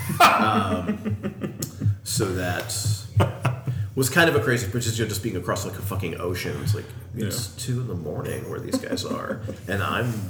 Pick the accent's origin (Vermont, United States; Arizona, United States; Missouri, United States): Arizona, United States; I grew up in Arizona with him